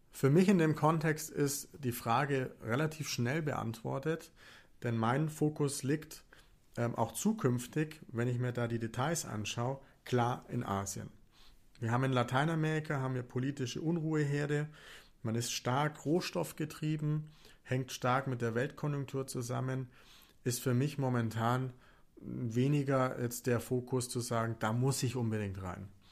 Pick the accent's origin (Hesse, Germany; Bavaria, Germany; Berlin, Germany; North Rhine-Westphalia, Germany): Bavaria, Germany; Augsburg; woher ich eigentlich komme. Ich komme aus Augsburg